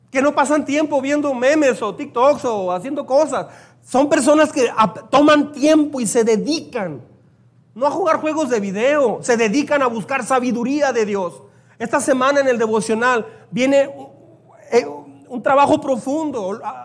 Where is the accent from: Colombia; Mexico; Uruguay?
Mexico; me siento muy orgulloso y contento de ser mexicano. Creo que soy el más mexicano apasionado aquí en esta iglesia